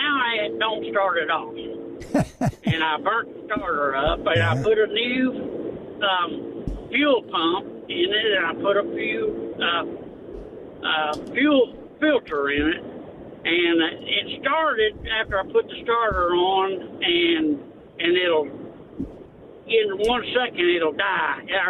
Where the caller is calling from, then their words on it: Lonsdale, Arkansas, United States; I'm from Lonsdale, Arkansas.